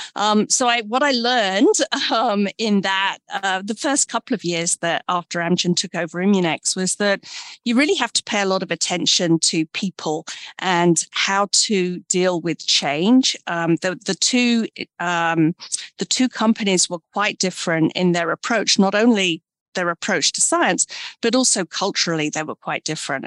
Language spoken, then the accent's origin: English; Brighton, South East England, United Kingdom; also born or lived in London; I'm from the UK. I was born in Brighton, England, and uh, grew up in a village.